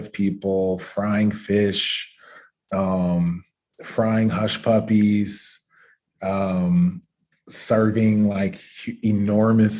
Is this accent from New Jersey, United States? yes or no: no; Atlanta, Georgia, United States; I'm from Atlanta and, you know, my childhood was, I think, kind of typical for a lot of Black American kids of a certain generation.